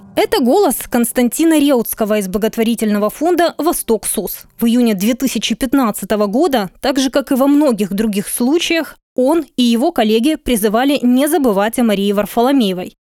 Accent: Luhansk, Luhansk Oblast, Ukraine; now in Kyiv, Ukraine

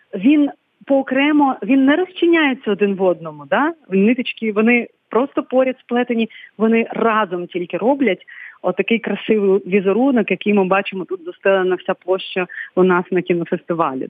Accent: Krynychne, Odesa Oblast, Ukraine; я звідси родом з я з Криничного, з Болградського району.

